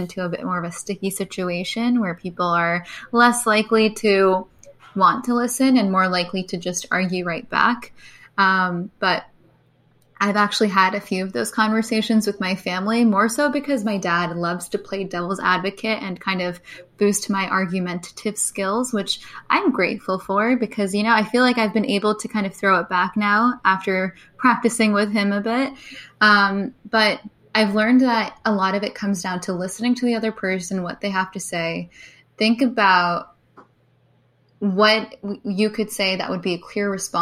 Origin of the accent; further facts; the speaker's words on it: United States; also born or lived in Spain; being an Indian American in the country